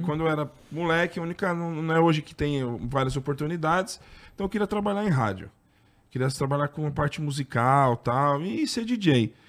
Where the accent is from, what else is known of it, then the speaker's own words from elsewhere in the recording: ABC Paulista, São Paulo, Brazil; eu sou do ABC